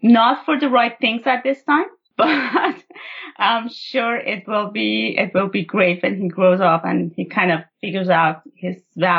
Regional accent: Iran; moved away as an adult; now in Canada; I was born and raised in Iran. And I moved to Canada, like I was an adult when I moved to Canada, well into my adulthood.

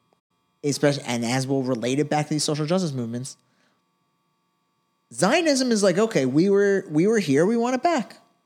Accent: United States; me as an American Jew, I've been to Israel and been to the West Bank.

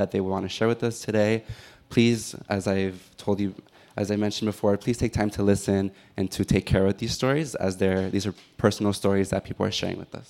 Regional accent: Los Angeles, California, United States; born and raised in Elysian Valley, the neighborhood that I grew up in no way reflects what it is today

